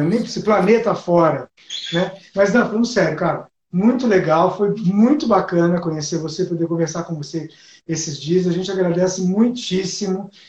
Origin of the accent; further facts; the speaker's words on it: Ribeirão Preto, São Paulo, Brazil; lá na minha cidade, né? Que eu nasci em Ribeirão Preto, no interior de São Paulo